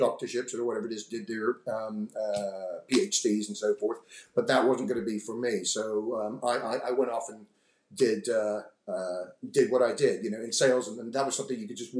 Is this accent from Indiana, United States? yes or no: no; Houston, Texas, United States; also born or lived in London; now in Bromley, United Kingdom; my father, my sister, in fact, we're all from Texas, Houston. My mother is from Croydon